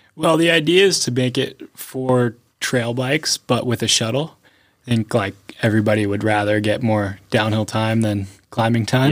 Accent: Pennsylvania, United States; moved away as an adult; now in North Carolina, United States; I grew up in Pennsylvania

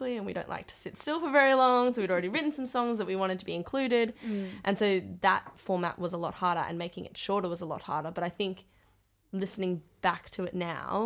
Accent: Canberra, Australian Capital Territory, Australia; now in Sydney, Australia; the Music Wizard and I grew up together in Canberra

